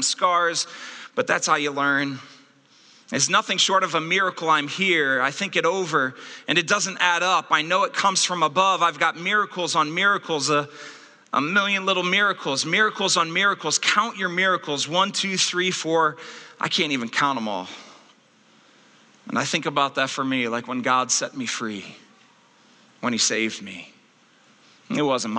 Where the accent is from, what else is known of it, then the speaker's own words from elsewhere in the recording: Akron, Ohio, United States; the children's hospital that I was born in Akron, Ohio